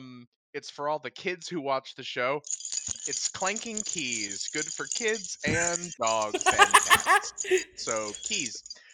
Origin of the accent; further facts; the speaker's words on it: Texas, United States; from South Texas, and this is the intro.